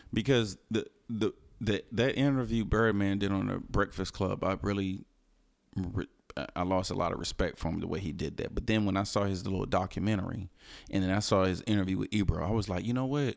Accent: Houston, Texas, United States; I'm from Houston

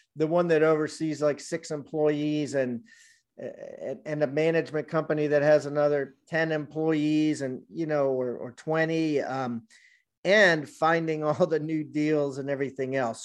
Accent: Columbia, Maryland, United States; also born or lived in Washington, D.C.; grew up there, grew up in Columbia, Maryland

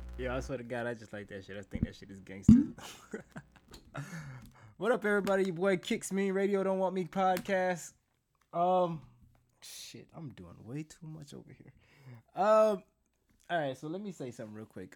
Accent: South Florida, United States; I'm from South Florida

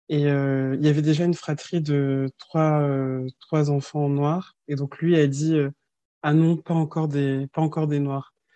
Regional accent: France; also born or lived in Colmar, Alsace; suis née, j'ai grandi en France et mes deux parents sont nés au Sénégal

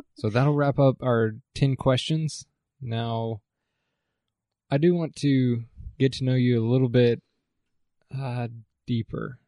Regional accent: Allen, Texas, United States; moved away as an adult; now in Stephenville, United States; I was born in Allen and also grew up in Allen

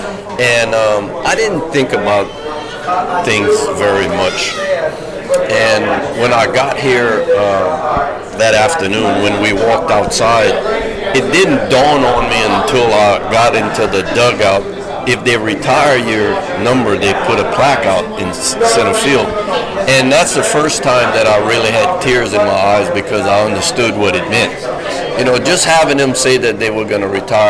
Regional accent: Louisiana, United States; moved away as an adult; I'm from Louisiana

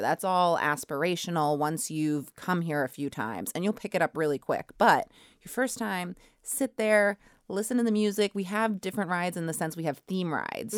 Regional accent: Braintree, Massachusetts, United States; I grew up, um, right outside of Boston in Braintree

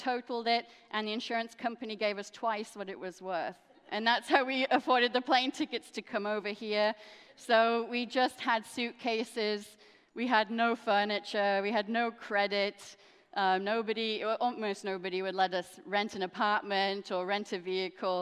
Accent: England, United Kingdom; now in United States; I am actually a dual national. I'm American and English

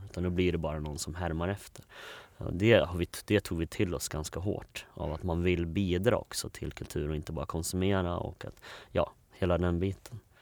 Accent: Borlänge, Dalarna County, Sweden; moved away as an adult; sen kom jag till en familj i, i Bålänge. Uh, eh, så vi var fem barn uh, och vi hade allt från fosterbarn till till eh, massa andra barn. Eh, så det var en ganska stor familj. Eh, och ja, där växte jag upp.

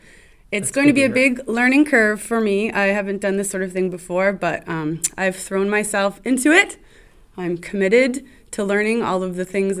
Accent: Ottawa, Ontario, Canada; moved away as an adult; now in Manlius, United States; I'm from Ottawa.

